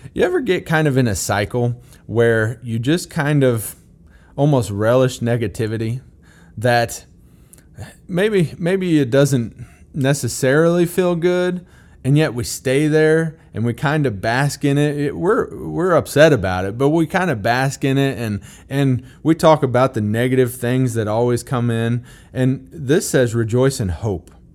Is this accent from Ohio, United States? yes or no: no; Missouri, United States; I'm from Missouri